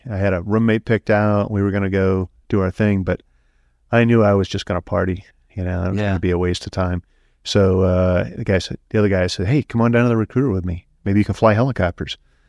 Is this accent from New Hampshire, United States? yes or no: yes; Portsmouth, New Hampshire, United States; Oh, well, it was great. I mean, you know, 1970s, so no cell phones, no computers, we're outside all the time.